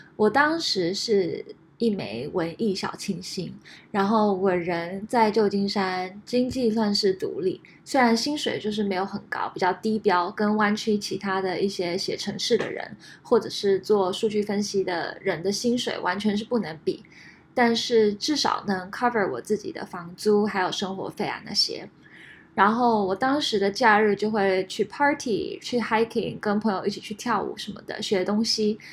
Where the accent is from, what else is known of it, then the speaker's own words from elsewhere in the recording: Taiwan; moved away as an adult; also born or lived in United States / France; now in San Francisco Bay Area, United States; 我在台湾长大，后来在美国留学